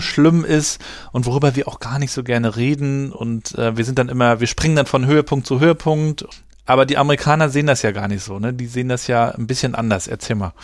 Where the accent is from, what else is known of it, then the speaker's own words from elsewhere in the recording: Germany; bei uns in Deutschland